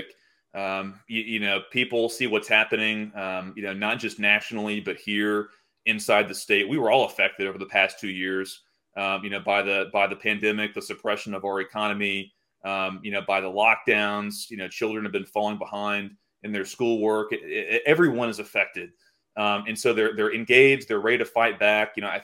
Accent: Arkansas, United States; my home state of Arkansas

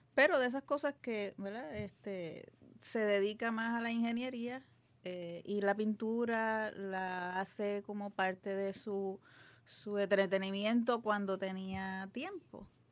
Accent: Guaynabo, Puerto Rico; also born or lived in Santurce; nací en Santurce, pero me crié en Guaynabo casi toda, toda mi vida

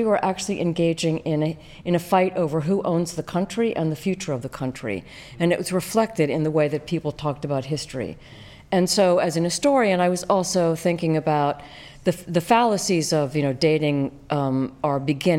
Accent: Western Pennsylvania, United States; moved away; having grown up in Western Pennsylvania

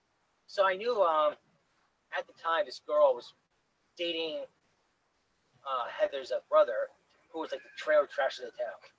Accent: United States; I am American, I am white, and I am a Muscat.

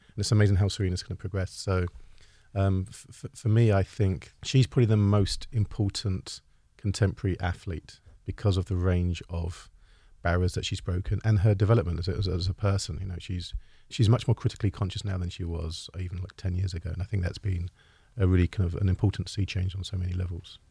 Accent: United Kingdom; as a Brit, as a European

